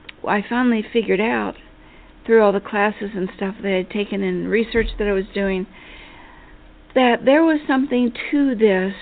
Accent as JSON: {"language": "English", "region": "Appalachia", "country": "United States", "tie": "born or raised there", "moved": "yes", "said": "I was from Appalachia. I went to a four-room schoolhouse."}